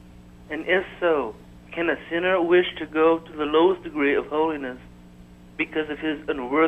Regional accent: Abbeville, Louisiana, United States; Abbeville, Louisiana

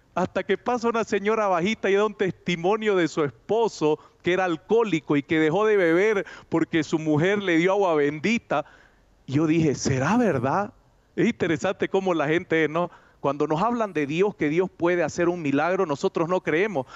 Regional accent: Santa Cruz de la Sierra, Santa Cruz, Bolivia; moved away as an adult; also born or lived in Cusco, Peru; now in Cochabamba, Bolivia; Bolivia, Santa Cruz, donde yo nací, es una ciudad que todavía se respeta los templos

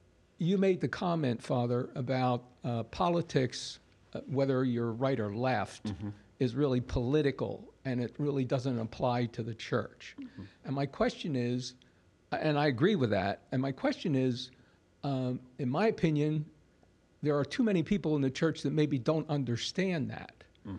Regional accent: Southern Delaware, United States; I'm from Southern Delaware

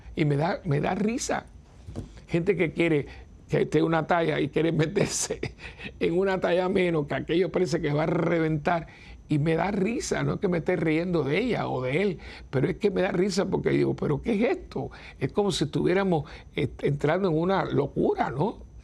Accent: Cuba; moved away; la tierra donde yo nací

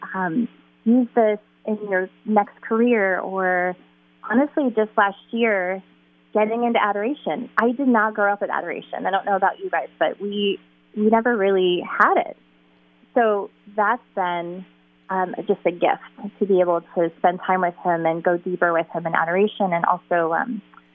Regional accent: Toledo, Ohio, United States; moved away as an adult; I was born and raised in Toledo, actually, which was a wonderful place to grow up

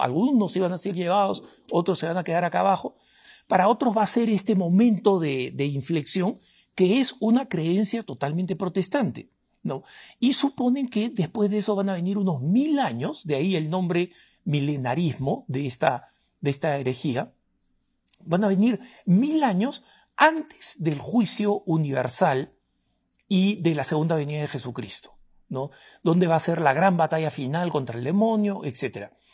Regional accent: Peru; soy del Perú

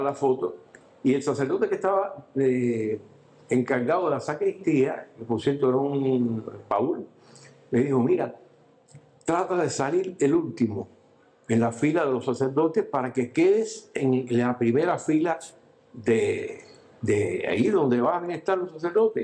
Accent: Cuba; vivo en Cuba

